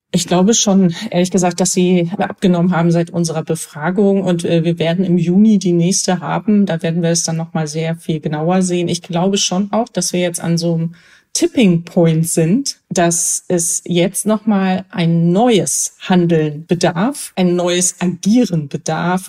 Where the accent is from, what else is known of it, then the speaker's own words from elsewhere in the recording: Germany; als Deutscher